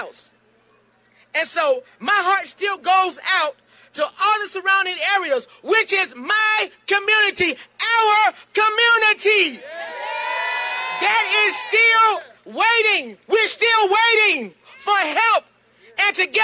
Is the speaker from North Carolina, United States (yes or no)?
yes; Burgaw, North Carolina, United States; I'm from Burgaw, North Carolina